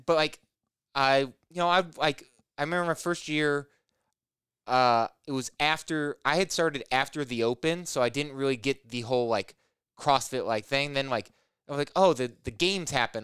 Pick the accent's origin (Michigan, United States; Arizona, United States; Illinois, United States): Illinois, United States; moved away as an adult; also born or lived in Indiana / Portland, Oregon; now in Rockford, United States; I grew up in Illinois